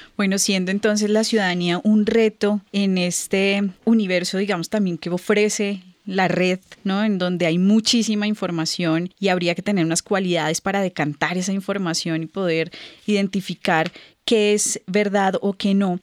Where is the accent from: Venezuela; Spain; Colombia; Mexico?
Colombia; en nuestro país, en Colombia